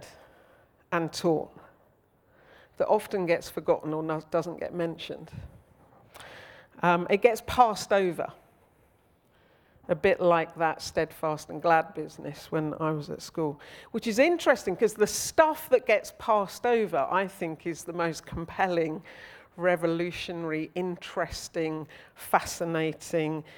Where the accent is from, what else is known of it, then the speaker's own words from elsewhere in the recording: Old Basing, South East England, United Kingdom; now in South London, United Kingdom; I grew up in Old Basing.